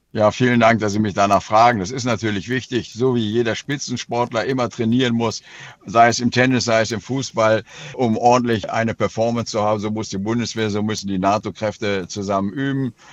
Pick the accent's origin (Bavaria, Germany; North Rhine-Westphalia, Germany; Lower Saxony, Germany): Lower Saxony, Germany; Oldenburg; In meiner Heimatstadt Oldenburg